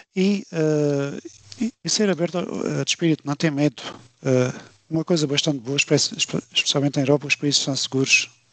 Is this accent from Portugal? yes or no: yes; Alentejo, Portugal; moved away as an adult; also born or lived in Hungary / Denmark; now in Luxembourg; sou do Alentejo